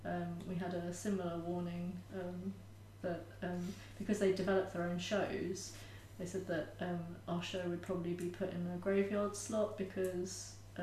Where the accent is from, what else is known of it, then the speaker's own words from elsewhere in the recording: Edgware, London, United Kingdom; North London, okay. Edgware.